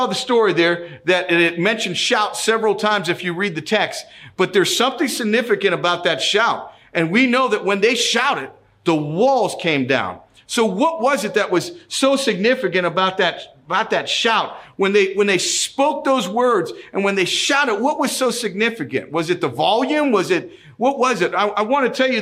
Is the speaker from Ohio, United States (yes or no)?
yes; Youngstown, Ohio, United States; I'm from Youngstown, Ohio.